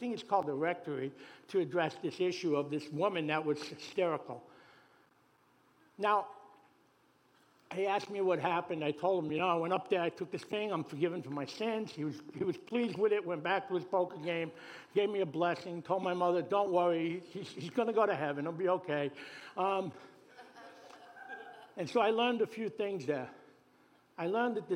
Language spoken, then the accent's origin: English; New York City, New York, United States; I was born in Brooklyn.